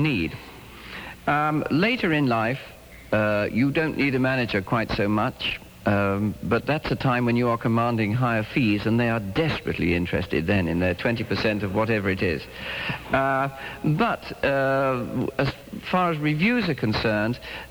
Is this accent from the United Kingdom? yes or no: yes; England, United Kingdom; now in United States; being an Englishman in America